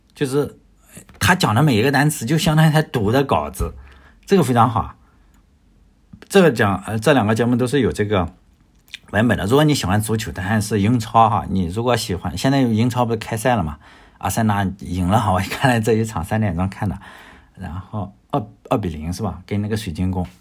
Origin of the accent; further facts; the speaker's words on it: China; 我也是来自中国的